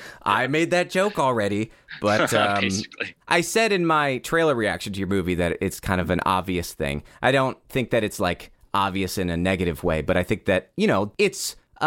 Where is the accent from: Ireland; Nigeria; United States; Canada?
United States; the South; I grew up in the South. And I knew people, and they would say it differently.